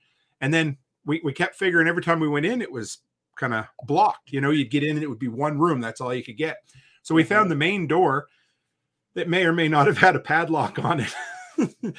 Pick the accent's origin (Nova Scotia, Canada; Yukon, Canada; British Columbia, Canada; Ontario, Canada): Nova Scotia, Canada; moved away as an adult; where I grew up on the East Coast, Nova Scotia